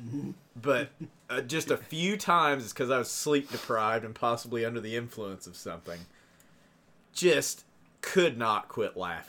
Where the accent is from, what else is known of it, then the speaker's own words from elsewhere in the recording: Buffalo, New York, United States; I'm from Buffalo, New York.